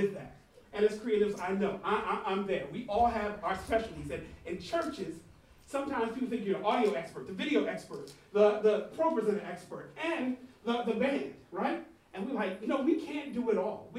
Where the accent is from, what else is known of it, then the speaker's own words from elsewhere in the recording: United States; I'm from the States